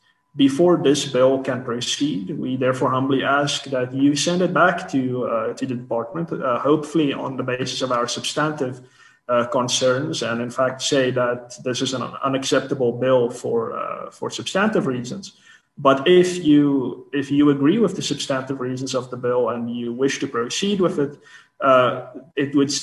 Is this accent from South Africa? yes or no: yes; South Africa; As South African citizens, as South African business people